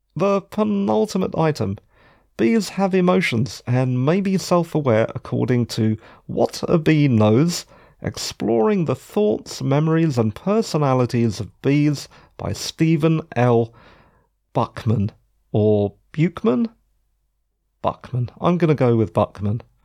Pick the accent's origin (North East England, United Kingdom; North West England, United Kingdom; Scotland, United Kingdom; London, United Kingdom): London, United Kingdom; I'm a Londoner